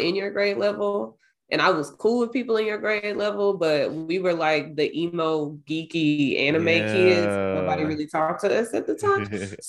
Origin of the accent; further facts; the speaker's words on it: Ohio, United States; I was born in Ohio